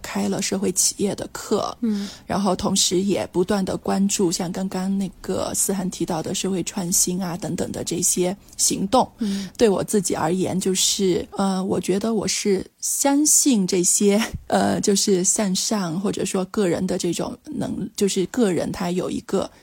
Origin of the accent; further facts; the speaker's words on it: Dali, Yunnan, China; now in Kunming, China; 我自己老家本身从小是在大理长大的